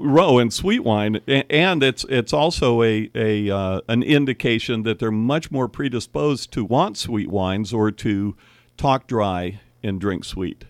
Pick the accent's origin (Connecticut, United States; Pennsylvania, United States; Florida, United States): Florida, United States; Miami; also born or lived in Cleveland; now in Napa Valley, United States; we moved from Cleveland to Miami in, like, nineteen fifty-seven